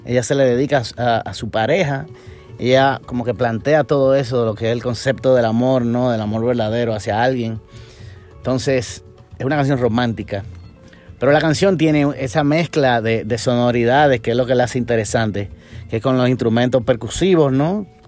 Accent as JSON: {"language": "Spanish", "country": "Dominican Republic", "tie": "born or raised there", "said": "Yo nací en República Dominicana"}